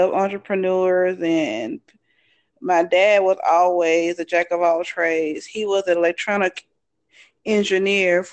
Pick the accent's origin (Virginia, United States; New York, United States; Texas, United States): Texas, United States; Fort Worth; now in Arlington, United States; I was born and raised in Texas. I grew up in Forest Hill or Fort Worth, and now I reside in Arlington.